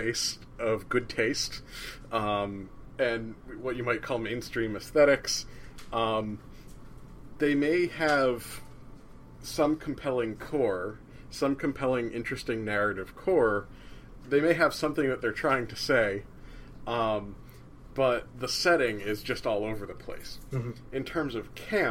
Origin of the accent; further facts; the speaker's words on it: New Jersey, United States; I'm from New Jersey